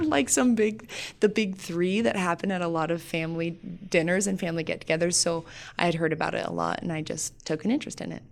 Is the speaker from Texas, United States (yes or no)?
no; Sheridan, Wyoming, United States; also born or lived in North Dakota; I was born and raised in Sheridan